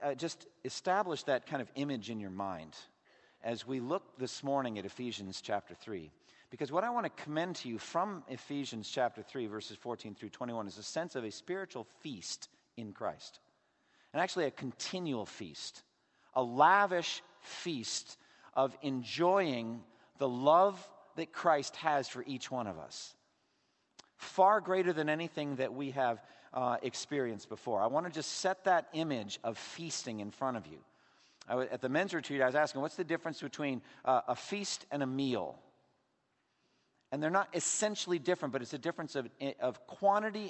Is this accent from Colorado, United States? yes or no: no; Massachusetts, United States; my home state of Massachusetts